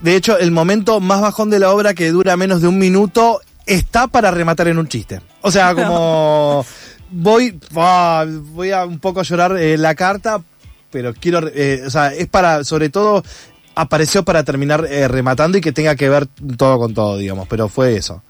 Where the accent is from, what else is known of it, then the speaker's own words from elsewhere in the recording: Junín, Buenos Aires Province, Argentina; moved away; yo vengo del interior de Junín, provincia de Buenos Aires, acá 260 kilómetros